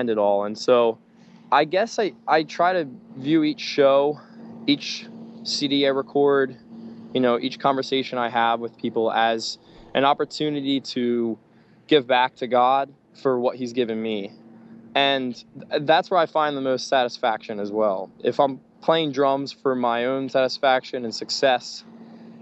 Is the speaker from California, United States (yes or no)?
no; Pennsylvania, United States; I'm from Pennsylvania, so I'm on the other side of the country